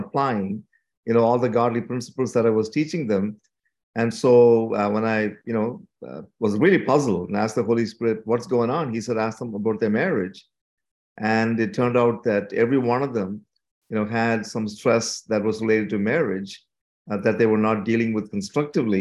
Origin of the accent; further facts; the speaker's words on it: India; moved away as an adult; also born or lived in Canada; now in St. Catharines, Canada; I was born and brought up in India. And when I was 18 years old, our family moved to Canada.